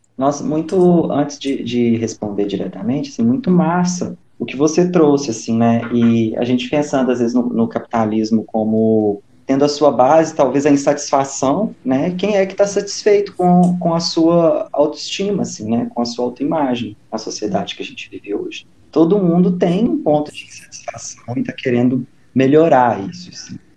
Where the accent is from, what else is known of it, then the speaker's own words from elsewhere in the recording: interior of Minas Gerais, Brazil; now in Belo Horizonte, Brazil; sou mineiro do interior, mas moro atualmente em Belo Horizonte